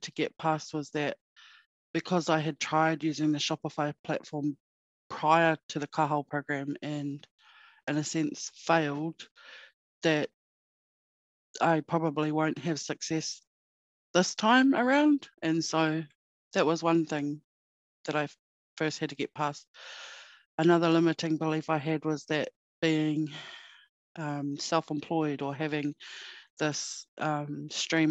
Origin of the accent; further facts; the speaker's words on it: Murihiku, Hokonui, Southland, New Zealand; also born or lived in Northland, New Zealand; now in Christchurch, New Zealand; I'm originally from Mirihiku, so grew up in a small town in Hokonui